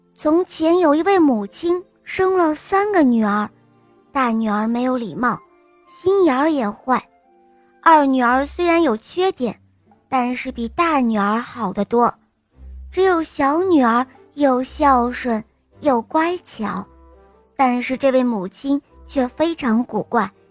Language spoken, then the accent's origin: Chinese; Nanjing, Jiangsu, China; 我今天七岁了，我来自南京